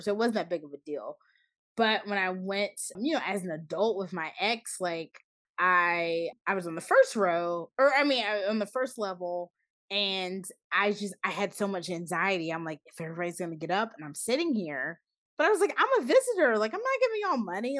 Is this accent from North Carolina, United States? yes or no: yes; Charlotte, North Carolina, United States; there were a few things in my hometown. I remember a church it wasn't the biggest church in my town, but like a pretty big black church um in Charlotte